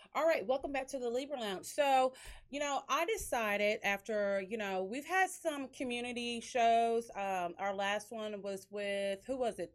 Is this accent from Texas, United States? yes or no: yes; Dickinson, Texas, United States; Dickinson, which is this, my hometown where we have our studio and our boutique